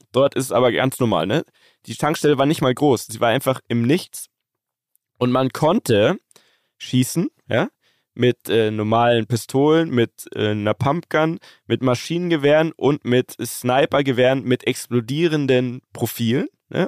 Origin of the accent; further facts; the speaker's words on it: Germany; bei uns in Deutschland